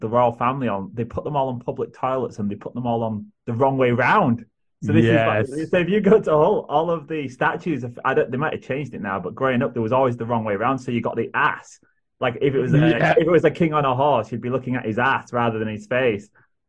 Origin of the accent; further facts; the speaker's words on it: Hull, Yorkshire and the Humber, United Kingdom; moved away; I'm from Hull originally.